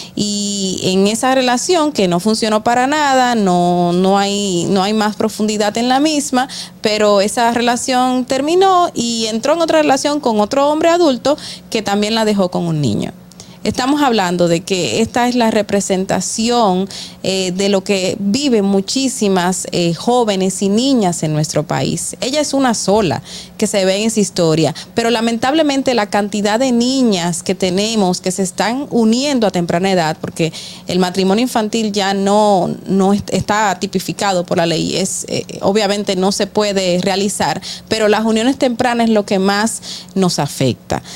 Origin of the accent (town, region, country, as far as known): Dominican Republic